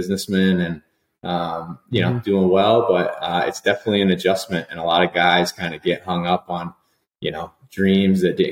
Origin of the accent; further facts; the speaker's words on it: near Miami, South Florida, United States; moved away; also born or lived in Minnesota; I grew up I'm a South Florida guy. I grew up near Miami